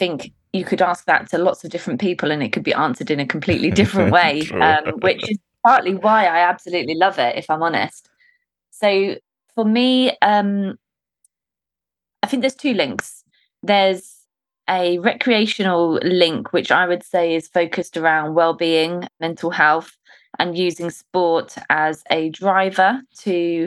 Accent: Suffolk, East of England, United Kingdom; moved away as an adult; now in London, United Kingdom; I grew up in a village in Suffolk, which is north of London.

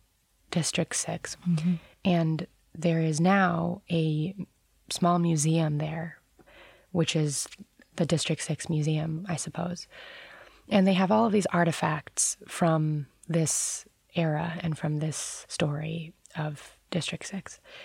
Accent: New York City, New York, United States; I grew up very near the World Trade Center.

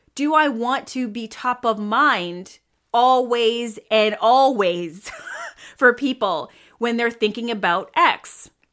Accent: Toronto, Ontario, Canada; I am hailing from Toronto, Canada.

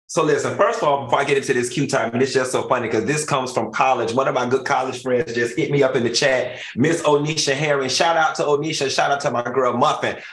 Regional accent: Miami, Florida, United States; I'm from Miami. We we in Miami, we got this culture

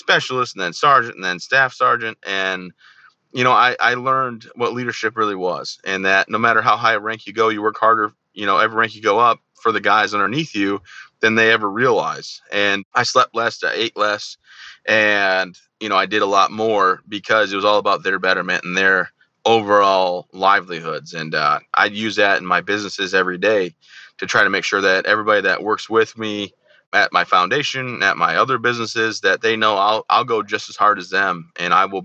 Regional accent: Michigan, United States; I grew up in Michigan where I'm from, hometown, everything like that.

